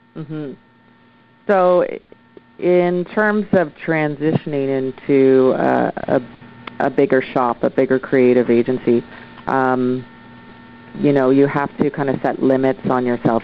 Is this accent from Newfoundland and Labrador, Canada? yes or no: no; Oshawa, Ontario, Canada; now in Vancouver, Canada; I'm originally from Oshawa, Ontario. I moved across Canada to Vancouver, BC, and set up shop